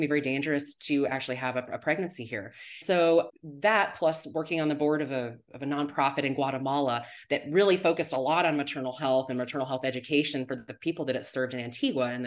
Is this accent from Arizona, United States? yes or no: yes; Arizona, United States; also born or lived in California; I'm originally from Arizona